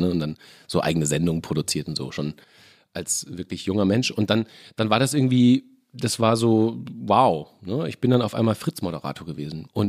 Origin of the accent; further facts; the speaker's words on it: Mainz, Rhineland-Palatinate, Germany; moved away as an adult; Ich komme ja aus Mainz, bin ja mit Absicht aus Mainz weggegangen, ja. weil Mainz war ja durchgespielt.